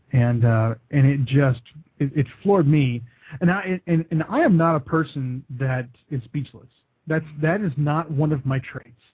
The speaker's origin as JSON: {"language": "English", "region": "West Texas", "country": "United States", "tie": "born or raised there", "moved": "as an adult", "lives_now": "Kentucky, United States", "said": "I'm born and raised in West Texas"}